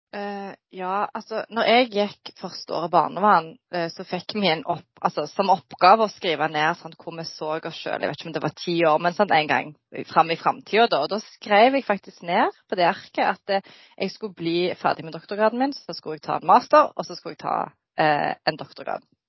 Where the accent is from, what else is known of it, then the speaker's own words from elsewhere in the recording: Norway; Jeg er født og oppvokst i Norge med foreldre fra Bosnia-Hercegovina